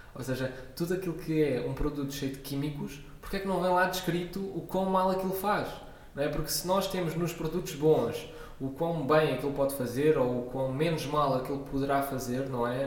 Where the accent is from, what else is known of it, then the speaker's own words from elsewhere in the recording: Lisbon, Portugal; also born or lived in Coimbra; Eu nasci em Coimbra e vivi lá dois anos, mas entretanto vim para Lisboa.